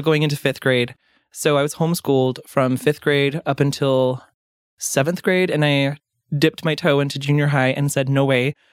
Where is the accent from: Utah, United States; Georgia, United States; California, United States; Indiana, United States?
Utah, United States; Davis County; moved away as an adult; also born or lived in Portland, Oregon / Clackamas County, Oregon; I grew up in Utah, like, the Davis County, Salt Lake County area